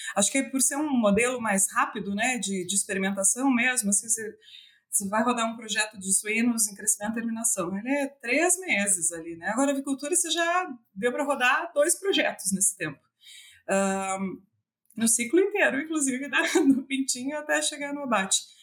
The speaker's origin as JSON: {"language": "Portuguese", "town": "Tangará", "region": "Santa Catarina", "country": "Brazil", "tie": "born or raised there", "said": "eu sou natural de Tangará, é uma cidade bem pequenininha, tem 8 mil habitantes, e ela fica no meio oeste de Santa Catarina"}